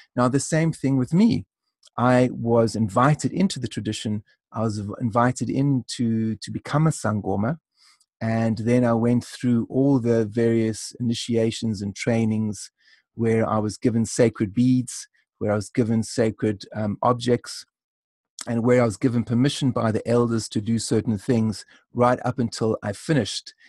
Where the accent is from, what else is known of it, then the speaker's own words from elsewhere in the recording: Cape Town, Western Cape, South Africa; also born or lived in Ireland; I'm brought up in South Africa